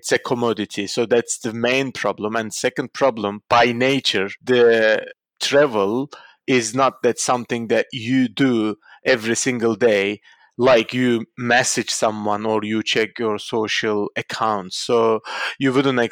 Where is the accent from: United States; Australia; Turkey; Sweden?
Turkey; Istanbul; moved away; my hometown.